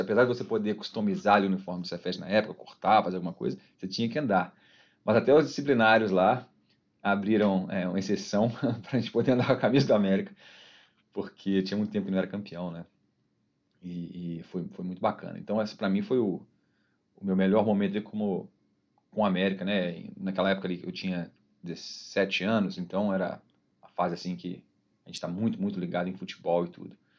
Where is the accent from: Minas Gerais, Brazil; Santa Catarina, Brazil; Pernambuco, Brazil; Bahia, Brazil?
Minas Gerais, Brazil; Ouro Branco; also born or lived in Belo Horizonte; eu sou de BH, é, nasci em BH, fiquei até os 5 anos, aí eu fui para Ouro Branco